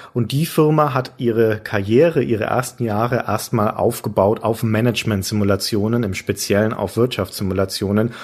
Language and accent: German; Franconia, Bavaria, Germany; moved away as an adult; now in Hamburg, Germany; ich bin ja als Bayer oder Franke, um genau zu sein, quasi Bergvolk auf jeden Fall also irgendwo Binnenländer